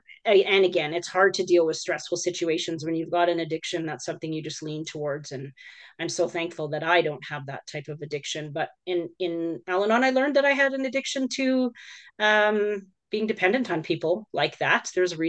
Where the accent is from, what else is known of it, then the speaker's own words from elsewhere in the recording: Alberta, Canada; born there; I was born in Alberta.